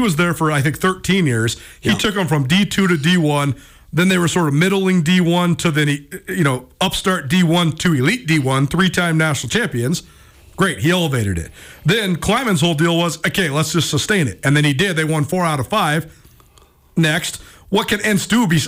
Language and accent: English; Missoula, Montana, United States; This is my hometown